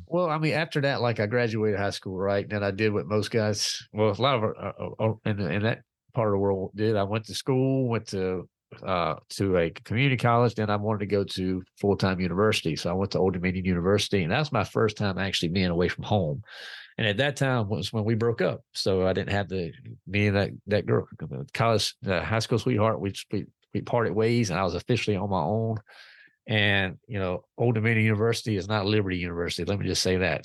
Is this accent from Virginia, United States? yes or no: yes; Clarksville, Virginia, United States; I'm from Virginia, a little town called Clarksville, Virginia